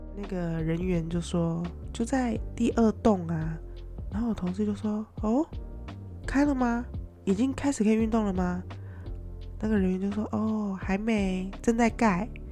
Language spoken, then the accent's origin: Chinese; Taiwan; moved away as an adult; now in Philippines; 因为我在家都是说台语嘛